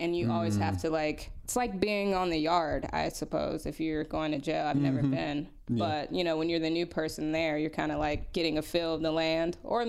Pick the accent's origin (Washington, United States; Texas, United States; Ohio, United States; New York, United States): Texas, United States; Killeen; moved away; I am from 45 minutes north.